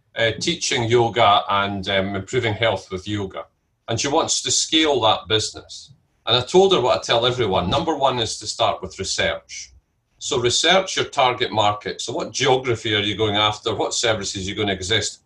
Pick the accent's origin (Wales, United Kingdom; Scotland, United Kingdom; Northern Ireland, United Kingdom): Scotland, United Kingdom; I'm Scottish and my family are all Scottish.